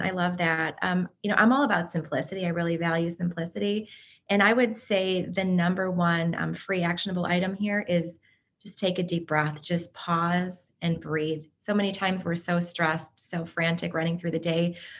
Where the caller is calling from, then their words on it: Chicago, Illinois, United States; So yeah, I'm joining from Chicago, Illinois, in the United States.